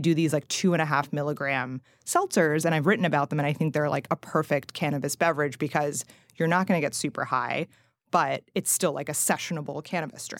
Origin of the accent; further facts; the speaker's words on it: Princeton, United States; moved away; also born or lived in Massachusetts; I'm originally from Princeton, and there's Small World Coffee there.